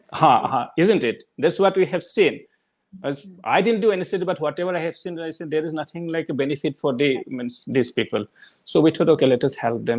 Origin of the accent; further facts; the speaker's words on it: Assam, India; moved away as an adult; also born or lived in Guwahati; now in Delhi, India; the last 20 years, I have been out of Assam